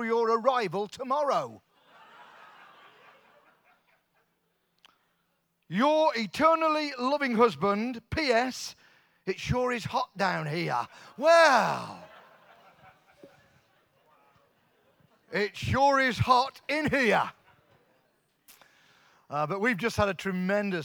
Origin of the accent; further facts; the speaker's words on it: Coventry, West Midlands, United Kingdom; moved away; We're both from Coventry, both born in Coventry, Coventry kids.